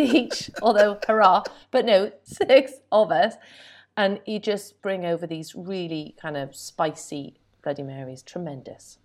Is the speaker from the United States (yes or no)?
no; United Kingdom; being very British